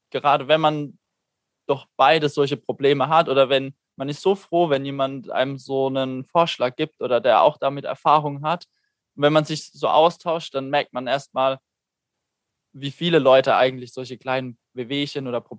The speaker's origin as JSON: {"language": "German", "town": "Neutert", "region": "Baden-Württemberg", "country": "Germany", "said": "Ursprünglich aus Karlsruhe."}